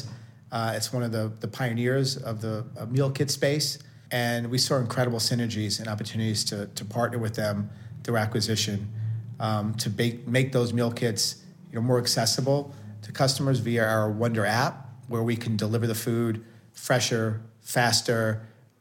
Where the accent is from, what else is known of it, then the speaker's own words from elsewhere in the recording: New York City, New York, United States; I grew up in Staten Island, New York, playing sports, watching sports, huge Knicks fan growing up